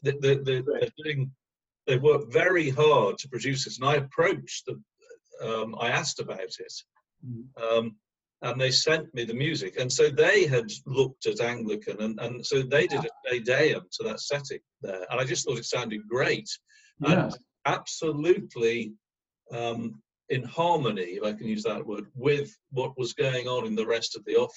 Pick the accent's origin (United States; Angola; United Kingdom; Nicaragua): United Kingdom; England; moved away; I come from England